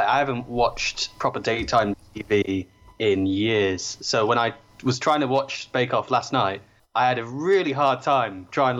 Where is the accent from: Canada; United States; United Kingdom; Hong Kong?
United Kingdom; Worcestershire, West Midlands; I grew up in Worcestershire on a farm